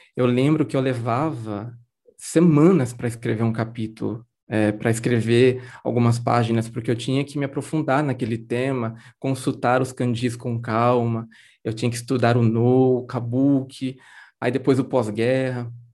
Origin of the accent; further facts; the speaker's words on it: Garça, São Paulo, Brazil; eu nasci e cresci em Garça, né, no interior de São Paulo